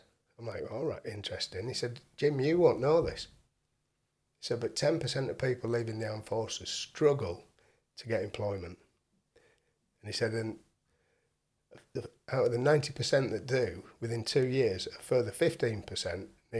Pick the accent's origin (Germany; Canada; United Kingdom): United Kingdom; Hull, Yorkshire and the Humber; I'm from Hull, my mum's in Hull.